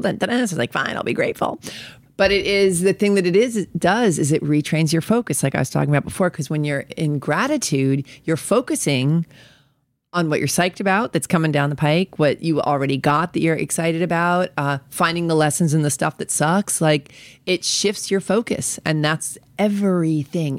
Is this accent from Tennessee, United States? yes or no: no; New York, United States; moved away as an adult; also born or lived in Colorado; I'm from New York